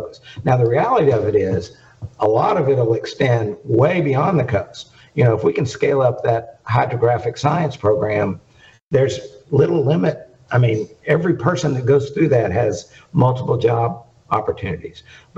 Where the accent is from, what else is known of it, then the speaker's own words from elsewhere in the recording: Bay St. Louis, Mississippi, United States; I'm a coast guy too, right? I grew up in Bay St. Louis, Mississippi.